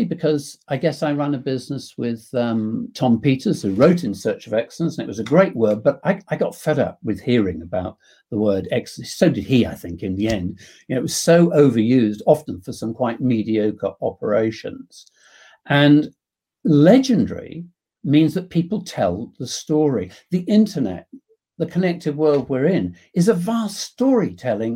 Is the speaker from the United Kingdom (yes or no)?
yes; England, United Kingdom; being English